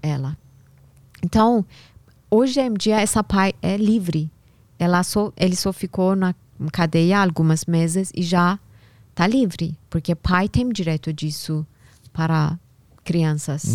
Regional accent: Tehran, Tehran Province, Iran; first language Persian; Portuguese is a second language; moved away as an adult; now in São Paulo, Brazil; lá no Irã, eu nasci em Teherã, capital do Irã

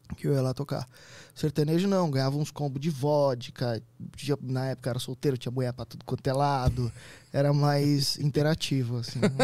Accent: Santo André, São Paulo, Brazil; eu sou de Santo André.

